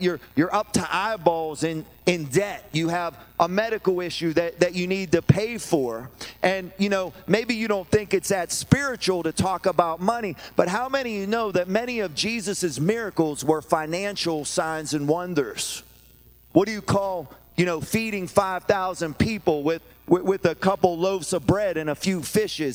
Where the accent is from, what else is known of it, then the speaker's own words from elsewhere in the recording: Pittsburgh, Pennsylvania, United States; I'm from Pittsburgh